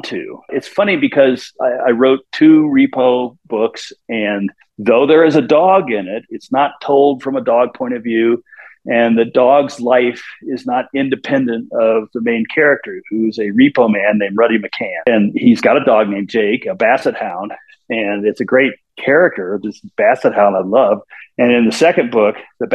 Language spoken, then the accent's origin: English; Kansas City, Missouri, United States; I grew up in Kansas City